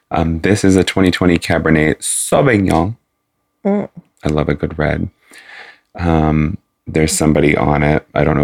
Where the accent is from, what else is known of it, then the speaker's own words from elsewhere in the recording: United Kingdom; I'm British. Sorry.